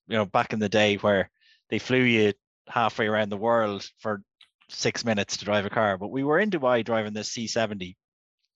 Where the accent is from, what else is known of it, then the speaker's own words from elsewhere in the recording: Ireland; We're healthy Irish gentlemen